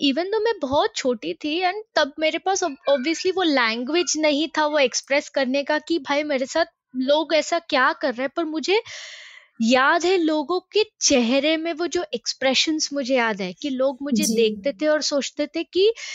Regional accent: Mumbai, Maharashtra, India; moved away as an adult; now in St Andrews, United Kingdom; मैं मुंबई मुंबई से हूँ

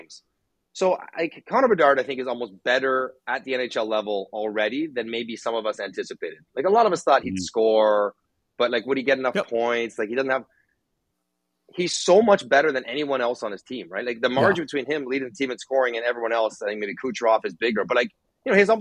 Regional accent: Canada; I'm Canadian

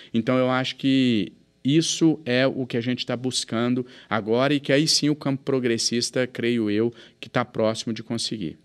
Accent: Minas Gerais, Brazil

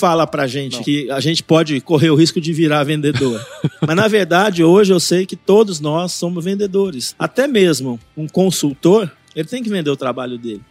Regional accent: São Paulo, Brazil; eu sou nascido em São Paulo, capital

